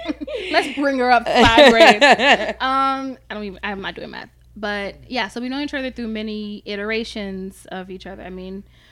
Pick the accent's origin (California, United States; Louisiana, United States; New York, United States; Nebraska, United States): Louisiana, United States; New Orleans; I'm from here, born in New Orleans.